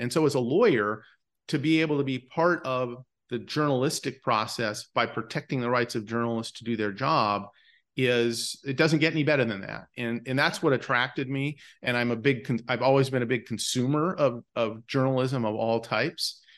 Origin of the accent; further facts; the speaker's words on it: Bismarck, North Dakota, United States; moved away; I grew up in Bismarck, North Dakota